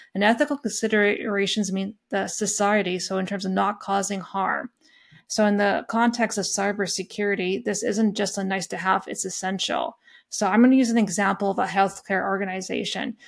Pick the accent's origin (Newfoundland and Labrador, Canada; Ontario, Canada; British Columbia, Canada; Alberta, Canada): Alberta, Canada; Lethbridge; I grew up in a small farm town just by Lethbridge, Alberta